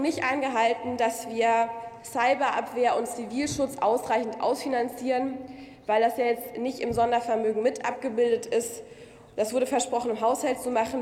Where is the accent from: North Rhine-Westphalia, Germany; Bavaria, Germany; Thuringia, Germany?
Bavaria, Germany; Munich; als Münchnerin